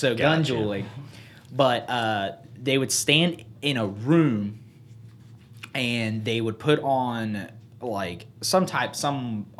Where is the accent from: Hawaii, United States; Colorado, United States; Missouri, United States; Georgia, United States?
Georgia, United States; Vidalia; So I was born in Vidalia, Georgia in 96.